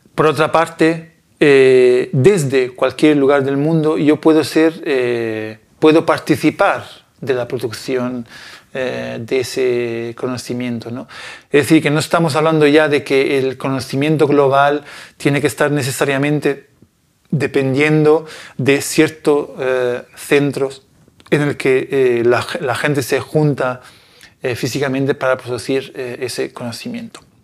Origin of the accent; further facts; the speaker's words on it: Italy; Spanish is a second language; moved away; yo soy de un, de un pequeño pueblo en Italia